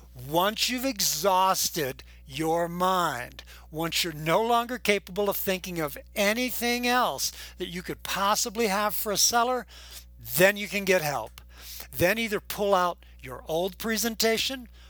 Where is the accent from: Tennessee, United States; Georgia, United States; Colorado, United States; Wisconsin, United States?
Colorado, United States; Boulder; I'm from Boulder, Colorado